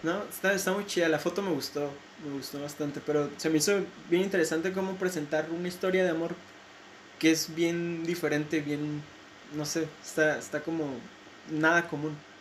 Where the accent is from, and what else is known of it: Mexico